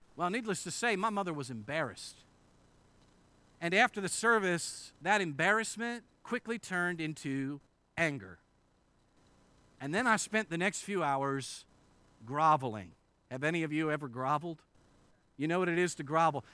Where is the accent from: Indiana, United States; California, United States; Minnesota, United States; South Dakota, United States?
Indiana, United States; moved away; I grew up in Indiana, and this is the first time, uh, since high school that I've been invited to preach at a church in Indiana